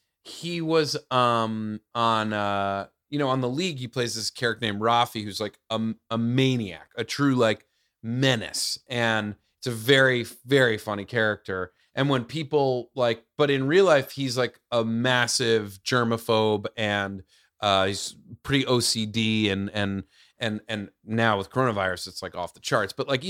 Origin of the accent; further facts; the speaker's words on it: New York, United States; I grew up in the suburbs outside the city.